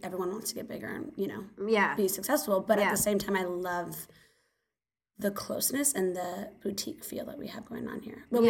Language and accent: English; Carpinteria, California, United States; also born or lived in Santa Barbara; I grew up in Carpinteria.